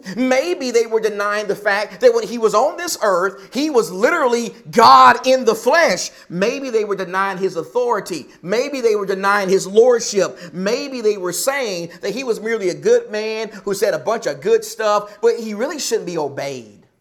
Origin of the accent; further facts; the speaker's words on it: the South, United States; now in Arizona, United States; I'm from the South